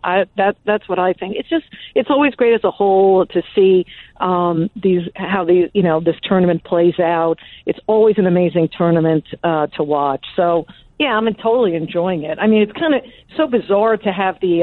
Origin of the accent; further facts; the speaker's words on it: Long Island, New York, United States; I was raised on Long Island